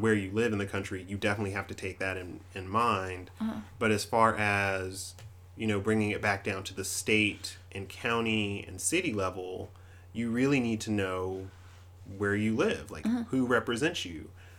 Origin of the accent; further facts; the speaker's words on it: Red Bank, South Carolina, United States; growing up in South Carolina and kind of in the Columbia area. I used to live in I grew up in Red Bank in Lexington.